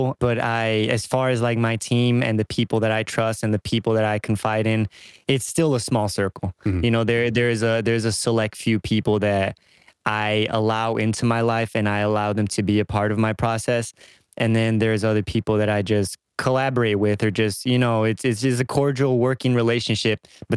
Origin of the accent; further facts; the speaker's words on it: suburb of Chicago, Illinois, United States; I just say I'm from Chicago because don't nobody know that what the hell suburb I'm in. So I just say I'm from Chicago. You know, they don't care. I've been here my whole life.